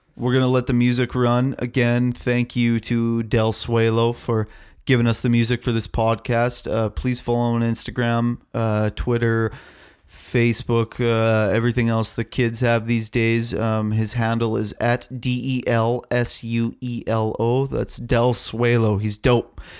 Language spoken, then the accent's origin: English; Canada; I'm a Canadian fucking man